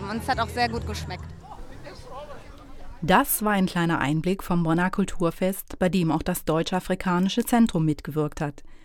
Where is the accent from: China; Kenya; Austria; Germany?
China; Tibet; Ich bin aus Tibet, aber kongolese Essen ist super lecker.